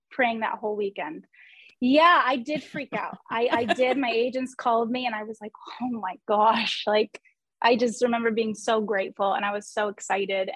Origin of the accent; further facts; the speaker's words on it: New York, United States; I'm born and raised in New York. I'm still here in New York